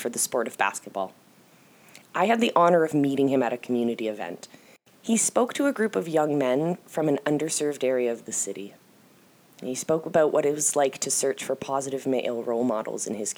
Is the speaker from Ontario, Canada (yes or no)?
yes; Toronto, Ontario, Canada; I am proudly from Toronto. I admit, I am a Torontonian.